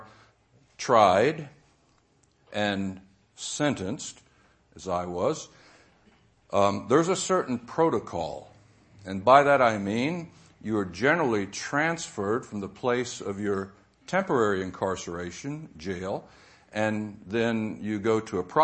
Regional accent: the South, United States; I was raised in the South, sent to Sunday school as a young kid

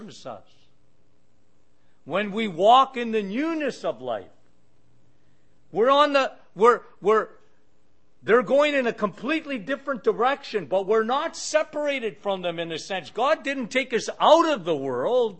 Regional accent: Sudbury, Ontario, Canada; I work at a radio station in Sudbury, my hometown, and we have a syndicated radio show that goes across in Ontario where I am

